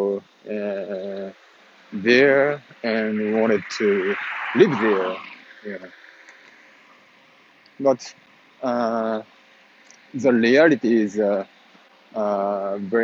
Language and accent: English; Japan; English is a second language; moved away; also born or lived in Italy; I am Japanese